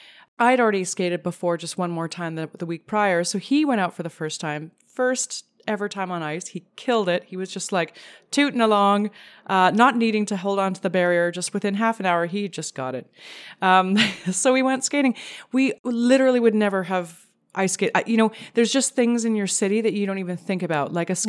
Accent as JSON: {"language": "English", "country": "Canada", "said": "Well, I'm Canadian"}